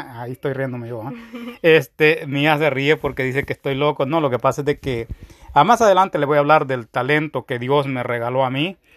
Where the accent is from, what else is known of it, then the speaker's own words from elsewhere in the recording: El Salvador; now in United States; de donde yo vengo, que es El Salvador